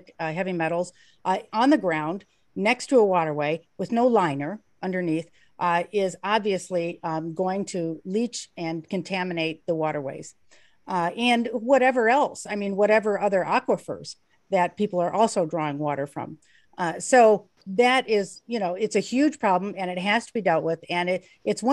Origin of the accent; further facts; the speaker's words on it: Beverly Shores, Indiana, United States; I grew up in Beverly Shores